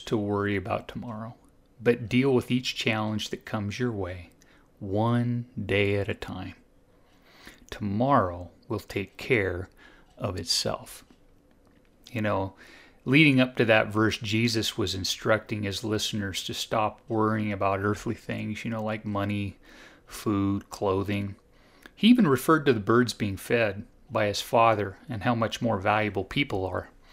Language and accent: English; Southern Oregon, United States; I grew up in Southern Oregon, and so about eighty miles south of Eugene